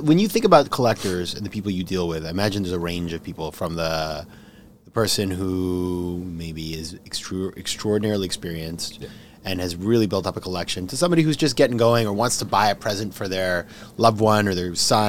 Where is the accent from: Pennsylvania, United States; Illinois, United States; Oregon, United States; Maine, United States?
Maine, United States; Because I'm from Maine